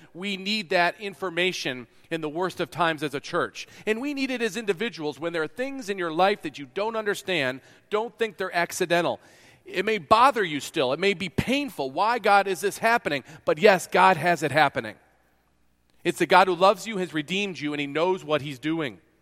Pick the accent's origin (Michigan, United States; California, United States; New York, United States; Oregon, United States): New York, United States; moved away; also born or lived in Kansas; I'm from New York.